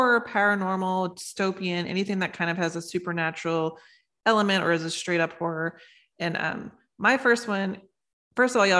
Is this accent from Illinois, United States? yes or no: no; Louisiana, United States; I am from Louisiana